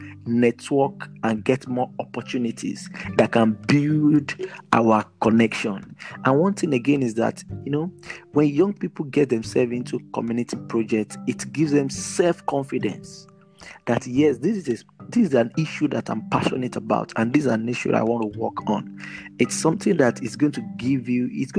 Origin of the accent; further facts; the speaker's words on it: Nigeria; I'm a Nigerian